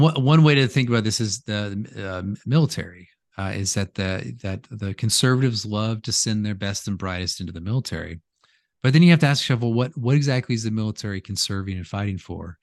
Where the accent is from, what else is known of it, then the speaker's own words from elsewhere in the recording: United States; I'm American